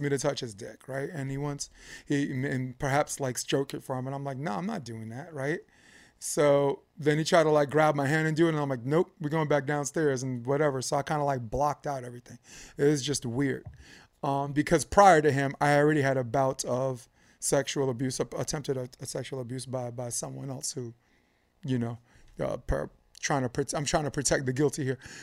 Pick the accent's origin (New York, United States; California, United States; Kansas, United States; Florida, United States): New York, United States; I'm from New York